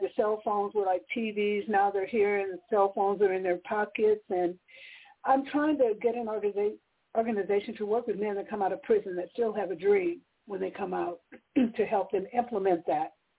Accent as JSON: {"language": "English", "region": "California", "country": "United States", "said": "I'm from California"}